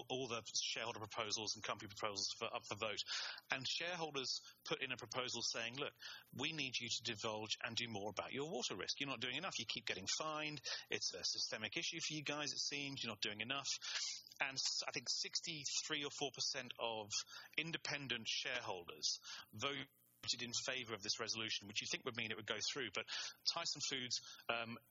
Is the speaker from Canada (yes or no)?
no; England, United Kingdom; I'm English and I studied German.